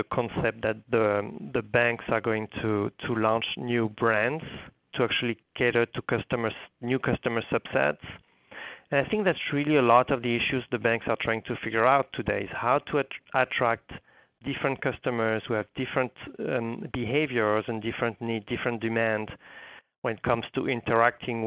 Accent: France; moved away as an adult; also born or lived in New York, United States; now in United States; I'm coming from France originally. I've been actually in the U.S. for almost 20 years now

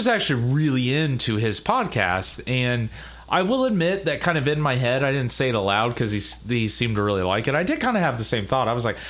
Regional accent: Ohio, United States; I grew up in Ohio. I was born and raised in Ohio.

